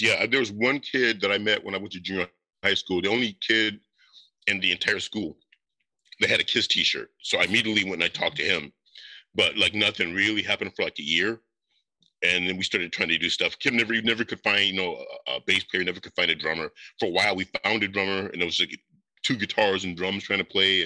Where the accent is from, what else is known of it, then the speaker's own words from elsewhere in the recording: Northwest Indiana, United States; I am from Indiana.